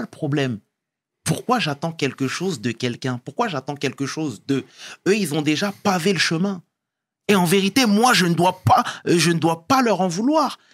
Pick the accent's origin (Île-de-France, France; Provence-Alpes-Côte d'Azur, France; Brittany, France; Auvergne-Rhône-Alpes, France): Île-de-France, France; Sarcelles; je venais de Sarcelles